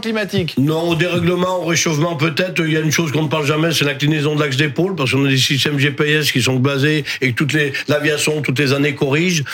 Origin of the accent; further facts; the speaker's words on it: Drôme, Auvergne-Rhône-Alpes, France; Je viens d'Adrome. On a un département qui est le plus bio de France.